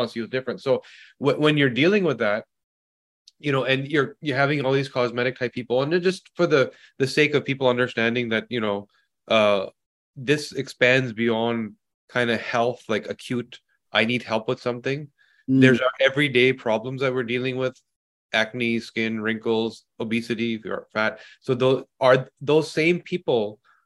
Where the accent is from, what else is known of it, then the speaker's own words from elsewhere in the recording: Canada; as a Canadian that flies into the United States all the time